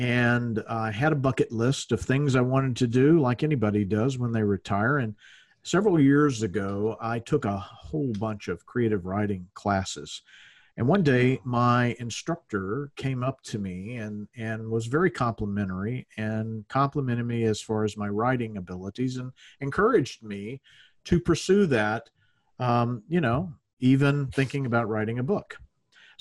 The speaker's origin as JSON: {"language": "English", "region": "Louisiana", "country": "United States", "moved": "yes", "said": "I'm from the South originally. I'm from Louisiana"}